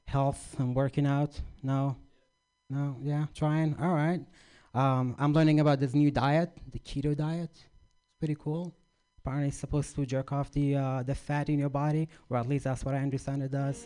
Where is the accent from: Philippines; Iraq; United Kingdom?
Iraq; moved away; I grew up in Iraq, or Iraq